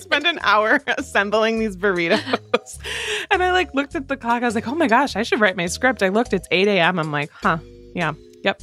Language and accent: English; Midwest, United States; from two Midwest mood readers